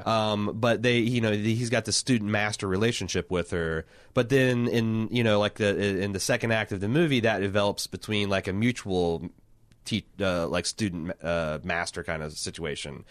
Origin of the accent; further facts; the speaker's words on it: United States; I'm an American